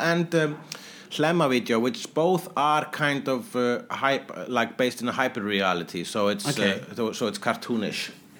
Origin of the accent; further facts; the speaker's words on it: Iceland; I'm Icelandic.